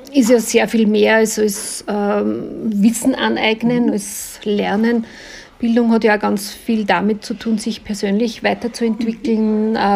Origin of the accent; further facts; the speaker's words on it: Linz, Upper Austria, Austria; ich komme ja aus Linz